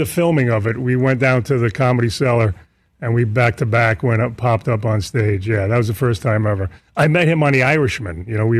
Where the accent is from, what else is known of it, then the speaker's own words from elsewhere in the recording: New York City, New York, United States; my hometown, Queens